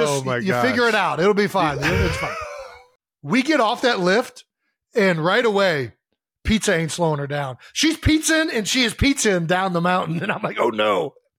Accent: Ohio, United States; Growing up in Ohio.

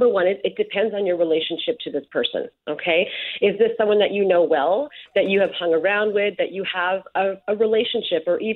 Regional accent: Winnipeg, Manitoba, Canada; I answer Winnipeg

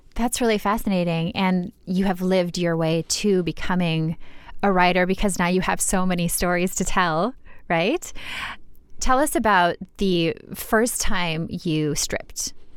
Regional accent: Minnesota, United States; I'm from Minnesota

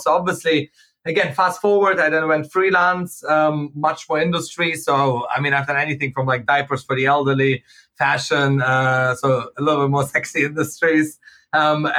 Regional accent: Germany; moved away as an adult; also born or lived in Manchester / Hong Kong; I went to uni in Manchester, Hong Kong, I grew up in Germany before

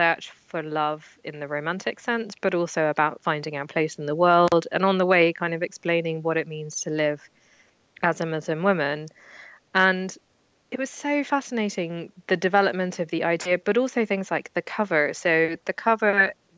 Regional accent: London, United Kingdom; when I grew up in London

